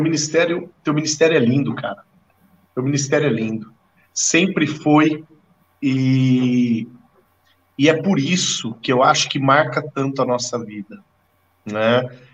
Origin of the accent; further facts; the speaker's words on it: Lins, São Paulo, Brazil; eu cheguei na Igreja Metodista em Lins, minha cidade natal